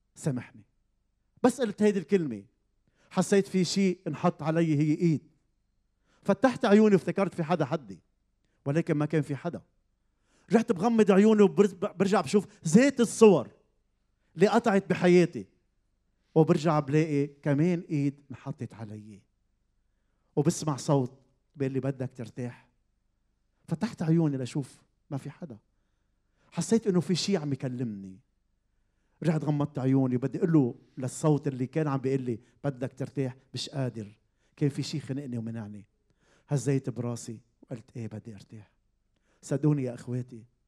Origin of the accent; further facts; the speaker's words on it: Zahle, Beqaa, Lebanon; من منطقه بزحلي بلبنان كبرت بهيدي العيله